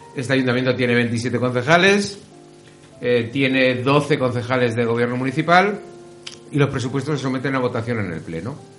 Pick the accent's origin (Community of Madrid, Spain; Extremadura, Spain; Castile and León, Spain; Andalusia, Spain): Community of Madrid, Spain; Getafe; en mi pueblo, que es Getafe